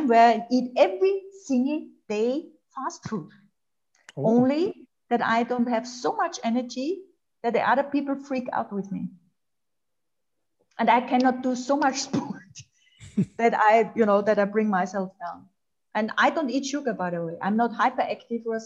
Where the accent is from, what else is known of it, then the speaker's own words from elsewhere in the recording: Austria; English is a second language; also born or lived in Germany; I'm Austrian